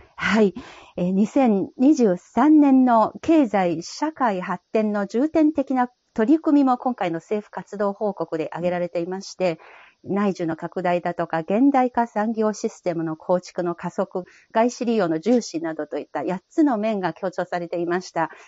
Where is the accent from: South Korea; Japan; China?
China; 私は中国人